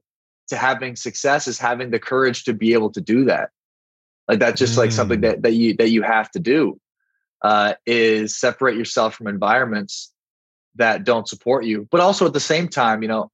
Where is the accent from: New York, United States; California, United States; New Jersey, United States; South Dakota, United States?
South Dakota, United States; moved away; also born or lived in Miami; I'm from South Dakota.